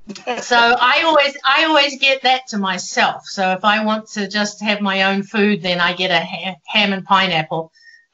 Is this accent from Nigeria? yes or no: no; New Zealand; moved away as an adult; joined a local running club in my hometown